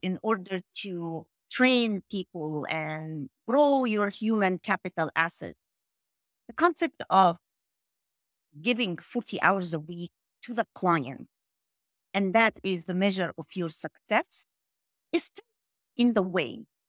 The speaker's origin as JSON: {"language": "English", "region": "New York", "country": "United States", "also_born_or_lived": "Egypt", "said": "I'm from New York"}